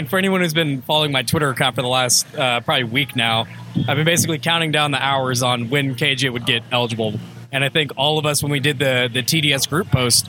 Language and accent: English; Jacksonville, Florida, United States; my hometown of Jacksonville